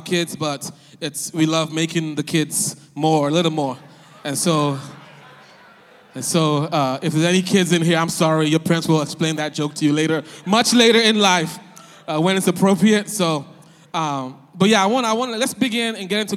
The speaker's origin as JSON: {"language": "English", "country": "Nigeria", "also_born_or_lived": "West Philadelphia, Pennsylvania, United States", "moved": "yes", "said": "I'm Nigerian, West Philly"}